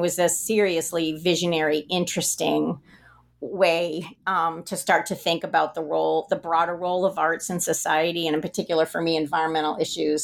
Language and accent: English; the West, United States; I grew up in the West